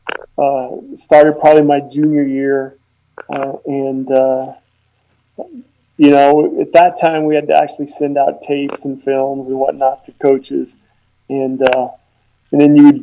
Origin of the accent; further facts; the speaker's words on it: Loveland, Colorado, United States; also born or lived in Dodge City, Kansas; I was born in Kansas, in Dodge City, Kansas, and I was fortunate enough to move out here to Loveland when I was in right before middle school, and I had a great middle school, high school experience at Loveland